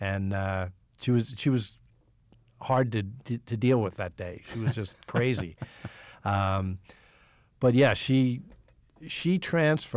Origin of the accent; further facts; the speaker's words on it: New York City, New York, United States; moved away as an adult; also born or lived in New Jersey / Pittsburgh; I grew up in New York City.